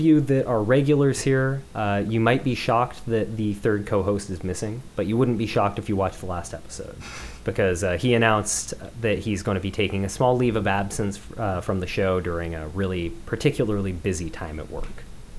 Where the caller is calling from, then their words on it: Seattle, Washington, United States; I'm calling in from Seattle, Washington.